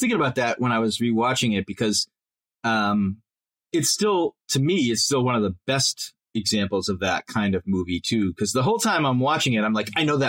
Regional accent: Medford, Massachusetts, United States; Yeah, well, I was born in Medford

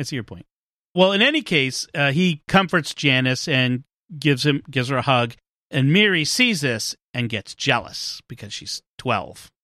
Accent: Boston, Massachusetts, United States; I'm from Boston

